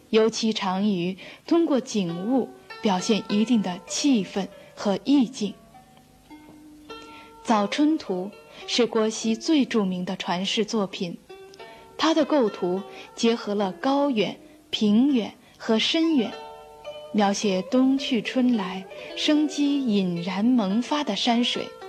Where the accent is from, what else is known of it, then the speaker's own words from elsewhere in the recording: China; 我们中国人